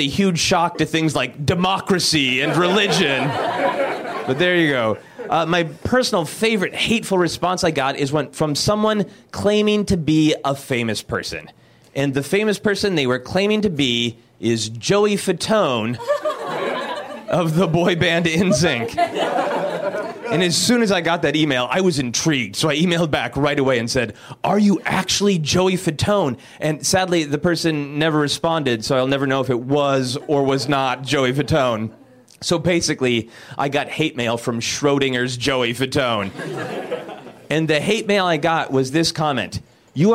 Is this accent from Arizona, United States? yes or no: no; Minnesota, United States; now in Los Angeles, United States; I am originally from Minnesota